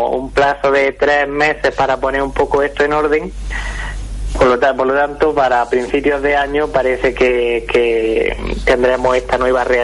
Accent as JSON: {"language": "Spanish", "town": "Granada", "region": "Andalusia", "country": "Spain", "said": "Bueno, para los que somos granadinos y nos liamos con las C {S3} y la S"}